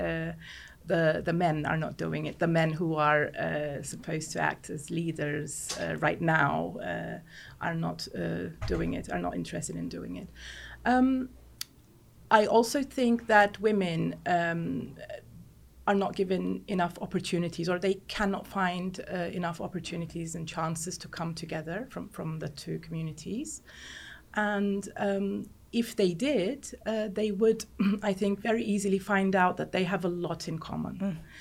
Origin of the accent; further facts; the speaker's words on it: Cyprus; because I was raised in Cyprus. I lived in Cyprus my whole life.